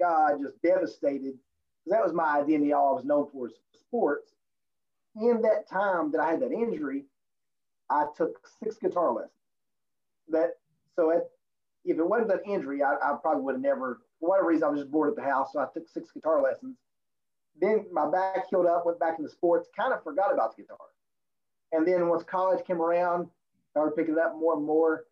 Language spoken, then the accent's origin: English; Virginia, United States; now in Raleigh, United States; I was born in West Virginia, but grew up in Virginia